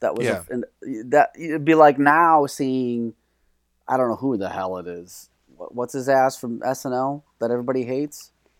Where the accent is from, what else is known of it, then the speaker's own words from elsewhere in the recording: Detroit, Michigan, United States; I'm from Detroit.